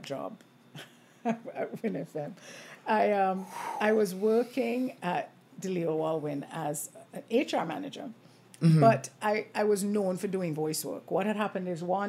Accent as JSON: {"language": "English", "country": "Montserrat", "tie": "born or raised there", "also_born_or_lived": "Canada", "moved": "as an adult", "lives_now": "St. Kitts, Saint Kitts and Nevis", "said": "I was born here, but I grew up in Montserrat."}